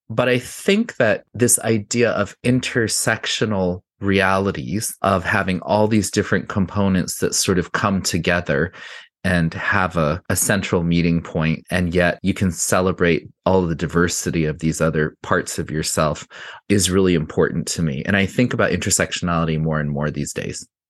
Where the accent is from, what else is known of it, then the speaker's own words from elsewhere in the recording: Santa Fe, New Mexico, United States; moved away; I grew up in Santa Fe in the nineteen seventies and early eighties in a Hispanic neighborhood called Casa Solana